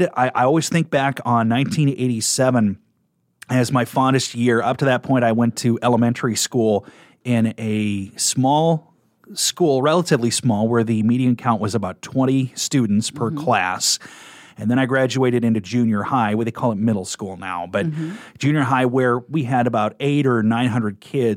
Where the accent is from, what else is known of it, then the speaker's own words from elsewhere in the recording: Kearney, Nebraska, United States; But I am a Nebraska native. I was born in 1975 in Kearney, Nebraska. So I grew up right in the middle of the state